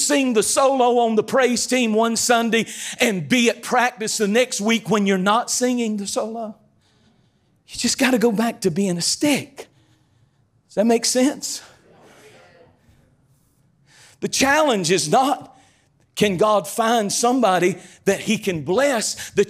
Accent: North Carolina, United States; I'm as country as cornbread. I'm from Eastern North Carolina. I lived in a cornfield.

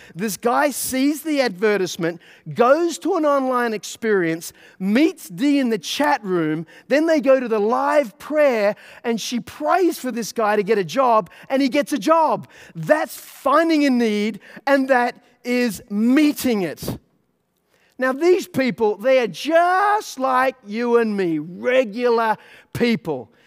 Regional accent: Australia; now in United States; I'm an Australian, right? I'm living in America

